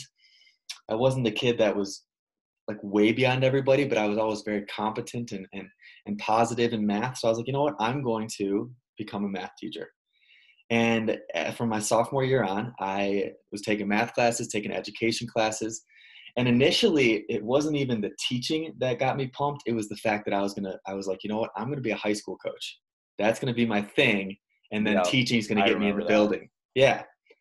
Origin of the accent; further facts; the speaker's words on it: Illinois, United States; I grew up in Illinois